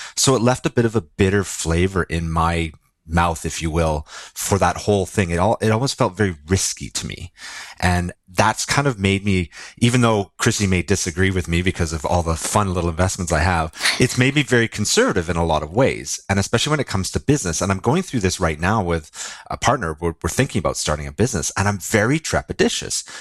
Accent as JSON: {"language": "English", "area": "Lower Mainland, Vancouver area", "region": "British Columbia", "country": "Canada", "tie": "born or raised there", "said": "I, I grew up in the Lower Mainland, which is s-, sort of the Vancouver surrounding area."}